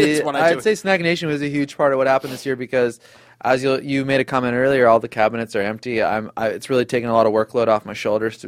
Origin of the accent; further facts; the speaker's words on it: Oregon, United States; And I grew up in Oregon.